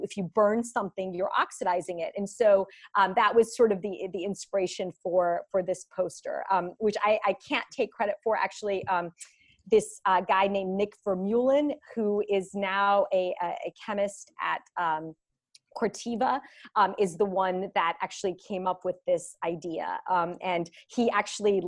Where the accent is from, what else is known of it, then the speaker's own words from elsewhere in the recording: Greece; moved away; I'm actually from Greece